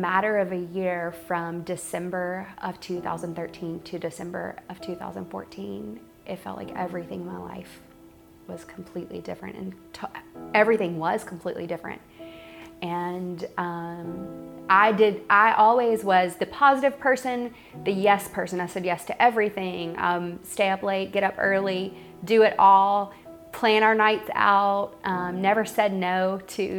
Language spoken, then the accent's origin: English; North Carolina, United States; I grew up in North Carolina